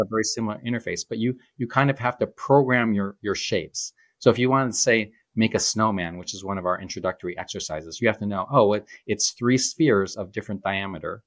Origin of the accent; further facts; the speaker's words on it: Shoreham, near Groves High School, Michigan, United States; I grew up on Shoreham